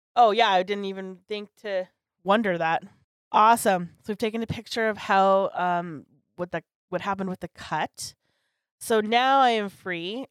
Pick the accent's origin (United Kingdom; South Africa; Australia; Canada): Canada; I'm so Canadian